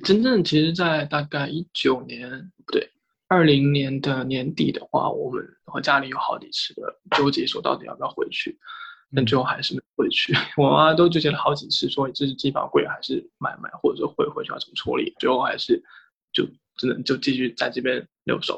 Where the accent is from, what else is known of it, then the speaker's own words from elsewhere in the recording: Shenzhen, Guangdong, China; moved away as an adult; 我其实一直在深圳长大